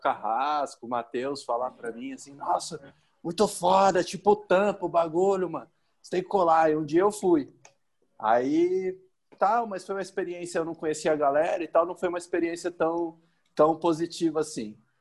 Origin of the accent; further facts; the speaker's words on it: Cubatão, São Paulo, Brazil; moved away as an adult; now in Goiânia, Brazil; Eu sou de Cubatão e eh, tem seis anos que eu tô morando em Goiânia